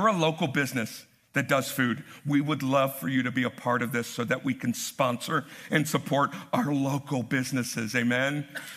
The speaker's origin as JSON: {"language": "English", "country": "United States", "said": "as American Christians"}